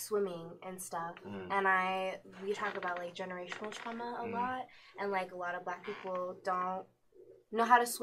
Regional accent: Aurora, Colorado, United States; also born or lived in Denver; I'm 21, and I grew up in Aurora

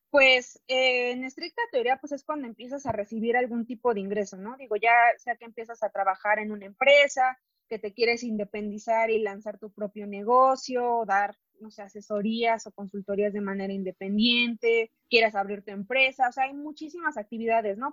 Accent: Mexico; como mexicanos

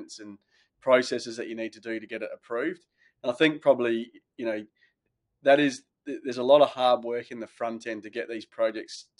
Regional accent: Renmark, South Australia, Australia; I sort of came back to my hometown in the Riverland

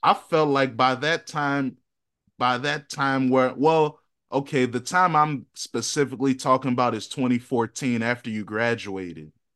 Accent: Virginia, United States; we're from Virginia

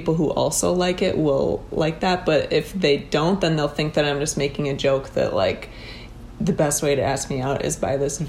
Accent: Minnesota, United States; now in New York, United States; being from Minnesota

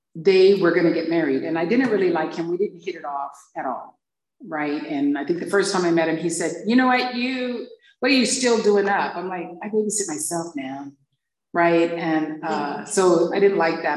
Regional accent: Hawaii, United States; growing up in Hawaii

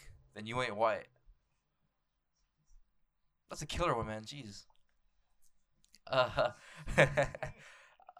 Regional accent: El Paso, Texas, United States; also born or lived in Mexico; I grew up in El Paso, Texas

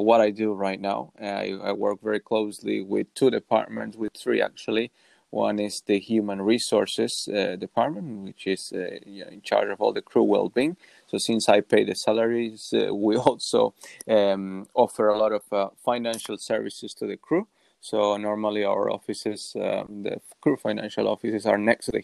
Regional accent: Uruguay; I'm from Uruguay

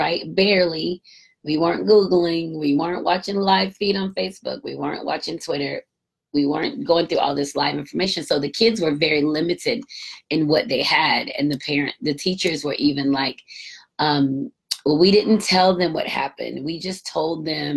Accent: United States; growing up in America

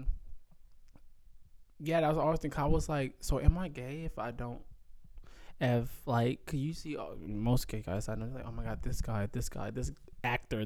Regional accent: Atlanta, Georgia, United States; growing up in Atlanta

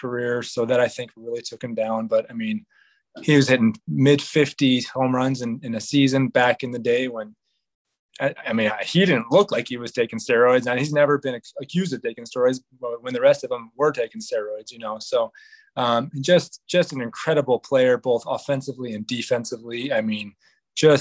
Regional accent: Seattle area, Washington, United States; I grew up in the Seattle area, about half an hour north of Seattle

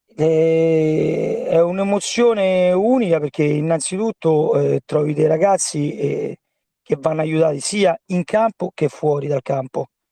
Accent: Rome, Lazio, Italy; io sono di Pietralata, e dove giocavo già da bambino con la Polisportiva Albarussa

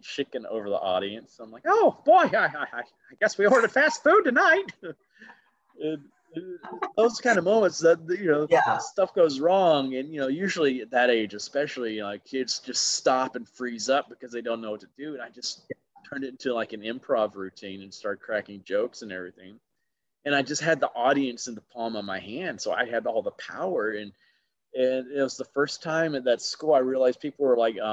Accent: Alabama, United States; I was a very easy target growing up in Alabama

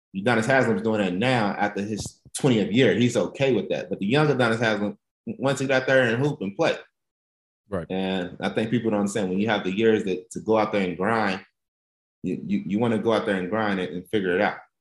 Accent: Lexington, Kentucky, United States; growing up in Lexington

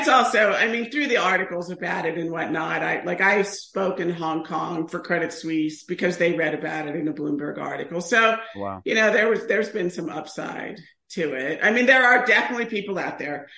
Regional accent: Ohio, United States; I'm from Ohio.

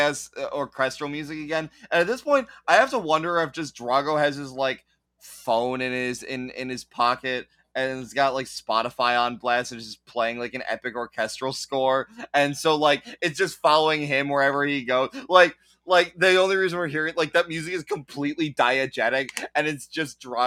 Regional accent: Pittsburgh, Pennsylvania, United States; I'm from Pittsburgh

